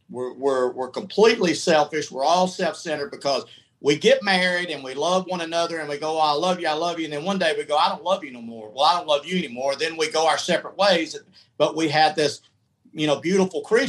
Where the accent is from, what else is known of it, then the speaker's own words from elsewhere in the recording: Atlanta, Georgia, United States; moved away; also born or lived in Tampa; Went to iHeart in Atlanta. Stayed 9 months. I just thought I would be massive there because that's my hometown